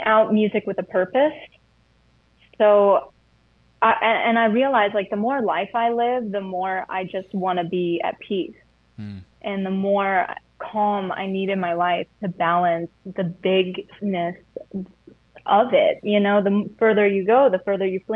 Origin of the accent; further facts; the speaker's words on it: United States; also born or lived in Tennessee / Atlanta, Georgia; I grew up in Tennessee, or like Atlanta area